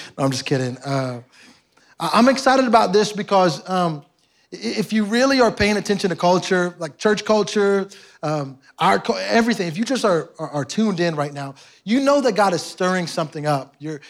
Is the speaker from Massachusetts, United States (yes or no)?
no; Houston, Texas, United States; I'm from Houston, so y'all took something from me.